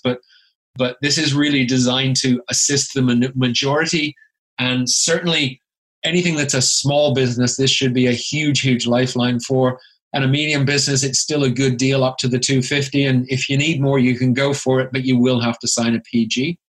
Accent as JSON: {"language": "English", "country": "Canada", "moved": "as an adult", "lives_now": "United Kingdom", "said": "I'm originally from Canada, hence the accent"}